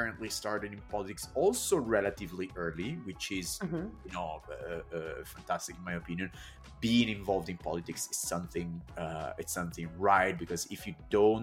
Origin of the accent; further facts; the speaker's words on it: Italy; moved away; I come from Italy